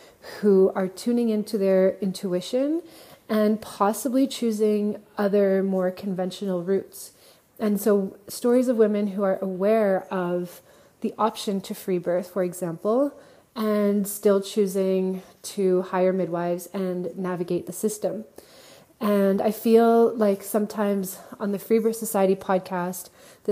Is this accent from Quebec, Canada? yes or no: yes; Montreal, Quebec, Canada; moved away; since I'm originally from Montreal, so I'm connected to the community in Montreal